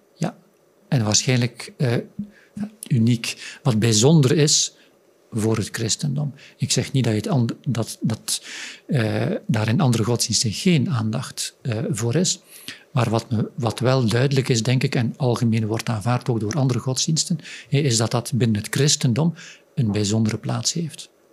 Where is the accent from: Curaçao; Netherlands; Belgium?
Belgium; Flanders; ik uit Vlaanderen kom